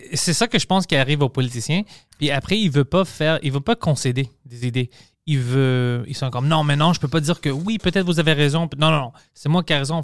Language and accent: French; Quebec, Canada